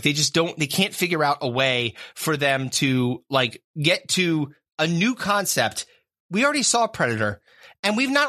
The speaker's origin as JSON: {"language": "English", "town": "Worcester", "region": "Massachusetts", "country": "United States", "tie": "born or raised there", "said": "I grew up in Worcester."}